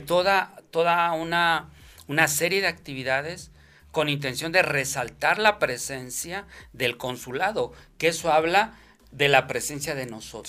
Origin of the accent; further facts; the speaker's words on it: Mexico; now in Denver, United States; los pocos mexicanos que estábamos ahí